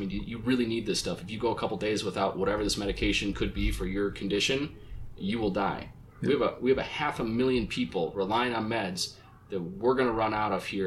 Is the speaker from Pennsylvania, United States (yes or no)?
no; Minnesota, United States; my home state of Minnesota.